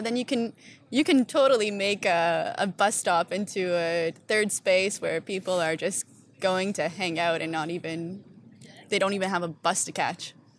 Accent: Stoney Creek, Ontario, Canada; moved away as an adult; also born or lived in Toronto; now in Amsterdam, Netherlands; so I'm originally from Stony Creek, Ontario

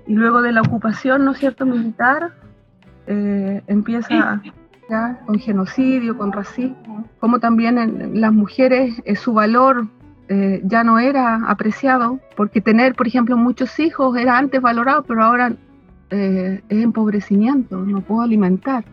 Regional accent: Santiago, Santiago Metropolitan Region, Chile; yo soy mapuche, yo, yo nací en Santiago, porque mis padres, tanto mi madre como mi padre, migraron muy tempranamente

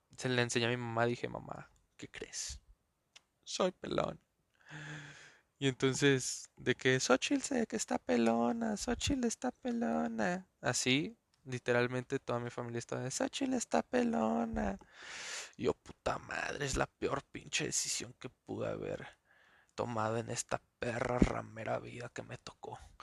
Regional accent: Mexico City, Mexico; nací en Azcapotzalco.

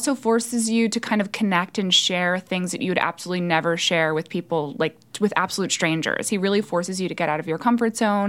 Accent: Rock Tavern, New York, United States; now in New York City, United States; I am a native New Yorker, yes. I'm from upstate New York originally.

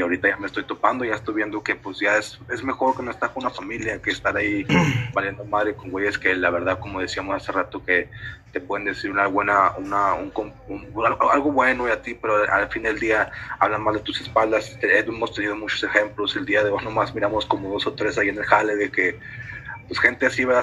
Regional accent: Detroit, Michigan, United States; moved away as an adult; now in Ciudad Juárez, Mexico; yo crecí en Detroit, Michigan

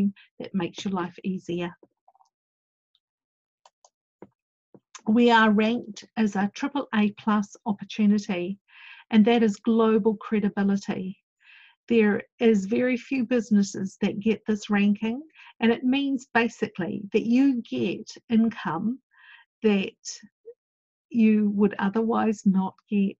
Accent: New Zealand; I went off as one Kiwi

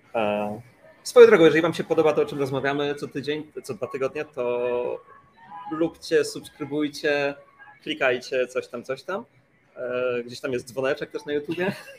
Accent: Gdańsk, Pomeranian Voivodeship, Poland; Ja jestem z Gdańska i siedzę teraz w hotelu w Gdańsku

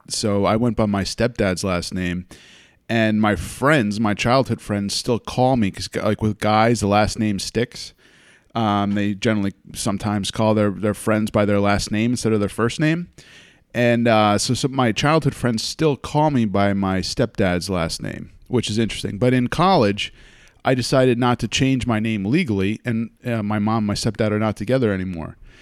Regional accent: United States; I grew up in the States

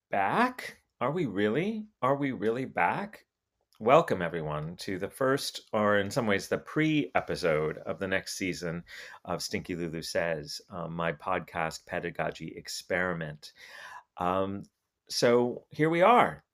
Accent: Albuquerque, New Mexico, United States; moved away; I'm from New, Albuquerque. I've lived, I lived in Albuquerque for most of the fir, for the first decade of this, of this century.

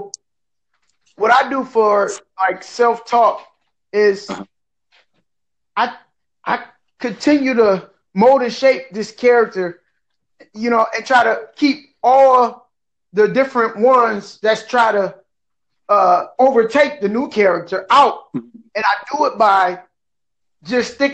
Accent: Detroit, Michigan, United States; now in Port Huron, United States; I'm born and raised from Detroit, but I live in a little city called Port Huron, Michigan

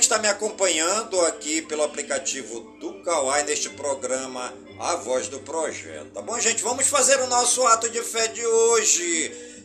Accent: Careiro da Várzea, Amazonas, Brazil; Careiro da Vaz, minha cidade natal

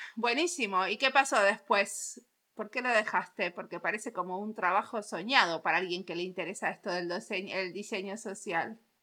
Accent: Argentina; moved away as an adult; now in Finland; como argentina viviendo en Finlandia hace 21

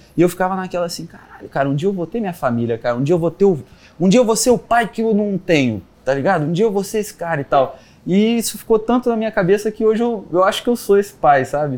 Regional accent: Ubatuba, São Paulo, Brazil; moved away; eu vim de Ubatuba, é, litoral de São Paulo, e lá, cara, assim, a minha família toda é artesã

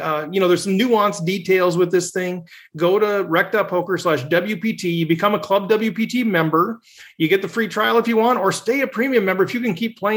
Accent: Minnesota, United States; Minnesota, my hometown, my home state

